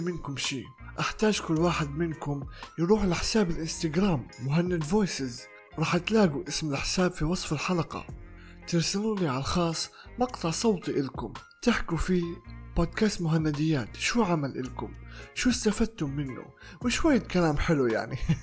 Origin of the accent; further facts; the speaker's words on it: Palestine; accent: Palestinian; بلهجتي الفلسطينية